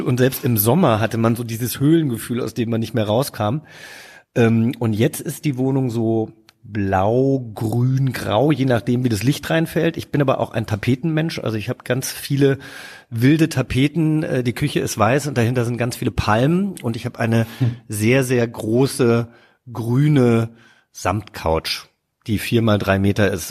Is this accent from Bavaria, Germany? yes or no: no; Hesse, Germany; moved away as an adult; also born or lived in Cape Town; now in Berlin, Germany; da, wo ich groß geworden bin, natürlich ist es Hessen